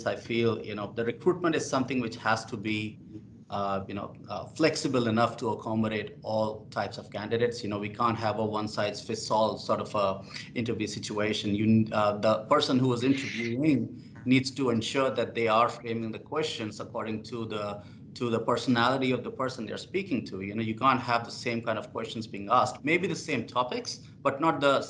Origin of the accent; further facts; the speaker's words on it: India; now in Australia; I come from India, so we celebrate Diwali, we have Holi